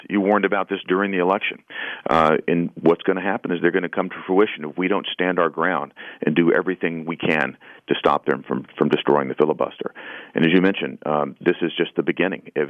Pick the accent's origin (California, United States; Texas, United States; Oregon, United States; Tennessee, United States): Tennessee, United States; I talk talk to folks from my home state every day.